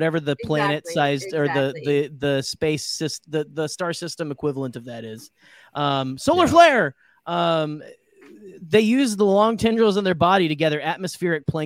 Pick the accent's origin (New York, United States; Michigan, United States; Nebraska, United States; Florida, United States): Michigan, United States; accent: Michigan